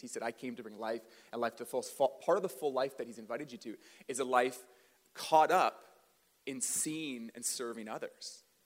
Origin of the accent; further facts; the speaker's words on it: Port Coquitlam, British Columbia, Canada; also born or lived in Port Moody; I grew up in the Tri Cities. I grew up in Port Coquitlam and Port Moody